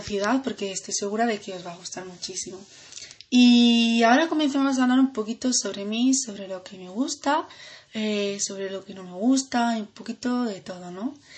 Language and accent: Spanish; Granada, Andalusia, Spain; nací aquí en Granada